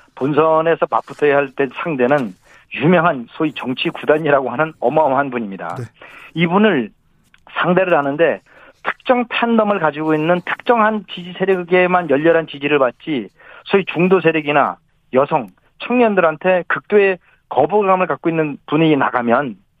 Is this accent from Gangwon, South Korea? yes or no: yes; Gangwon, South Korea; now in Seoul, South Korea; 제가 어, 강원도에서 태어나서 강원도